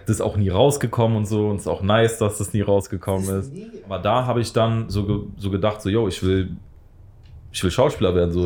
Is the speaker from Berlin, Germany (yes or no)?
yes; Berlin, Germany; Wir kommen auch beide aus, aus Südberlin